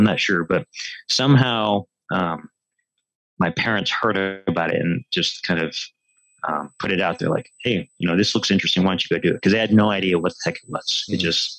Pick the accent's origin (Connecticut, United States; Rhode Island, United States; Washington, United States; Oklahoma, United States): Connecticut, United States; moved away; also born or lived in Okinawa, Japan; I'm originally from Connecticut, oldest of three kids.